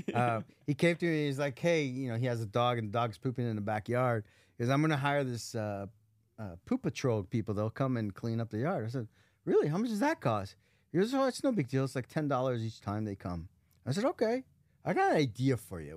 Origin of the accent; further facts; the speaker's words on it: Las Vegas, Nevada, United States; Las Vegas